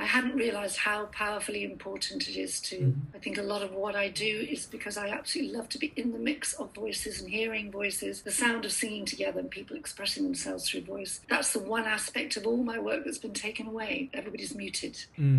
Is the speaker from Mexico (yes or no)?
no; Tripoli District, Libya; also born or lived in Gambia; I was born in Gambia, West Africa, and I was raised mostly in Libya, near Tripoli.